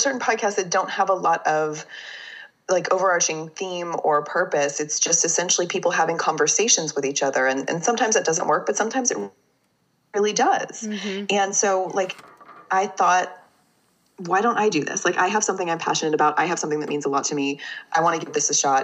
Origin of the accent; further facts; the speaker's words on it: Fort Worth, Texas, United States; moved away as an adult; I am from Fort Worth, Texas. I lived in Texas for the first 23 years of my life. So I'm definitely a Texan.